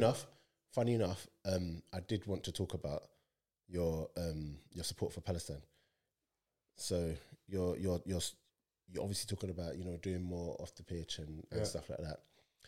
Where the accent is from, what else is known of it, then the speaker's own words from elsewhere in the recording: Nigeria; If something happened in Nigeria, like, and it needed to, I'd probably speak because I'm Nigerian or whatever.